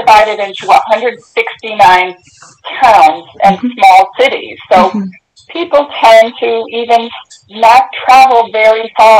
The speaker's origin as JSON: {"language": "English", "region": "Connecticut", "country": "United States", "tie": "born or raised there", "said": "Well, I'm born and raised in Connecticut"}